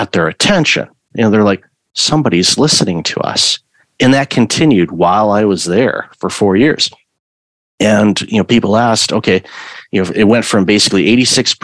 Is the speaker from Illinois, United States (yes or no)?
no; Michigan, United States; I grew up in Michigan